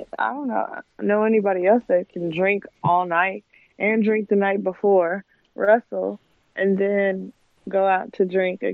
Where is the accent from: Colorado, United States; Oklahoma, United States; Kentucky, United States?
Kentucky, United States; Lexington; I'm from Lexington, and I live, like, 30 minutes from Lexington